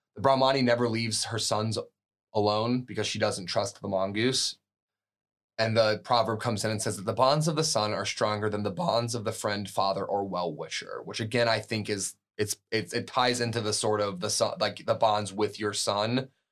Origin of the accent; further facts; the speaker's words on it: United States; an American coming from America